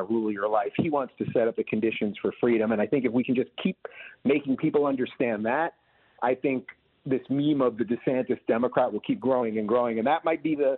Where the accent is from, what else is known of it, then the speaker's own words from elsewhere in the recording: New York, United States; now in Florida, United States; I'm originally from New York